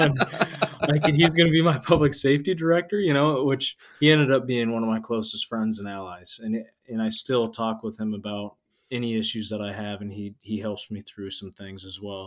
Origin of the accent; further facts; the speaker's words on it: Nebraska, United States; accent: Midwest; now in Nevada, Iowa, United States; I'm from Nebraska and I'm a huge avid Nebraska fan